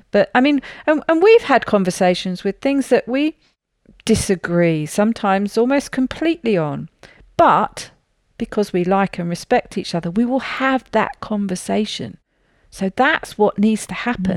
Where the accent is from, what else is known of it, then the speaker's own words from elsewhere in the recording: United Kingdom; I'm a Brit